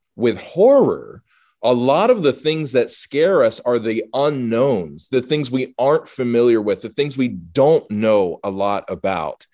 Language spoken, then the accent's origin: English; the South, United States; growing up in the South and living in the South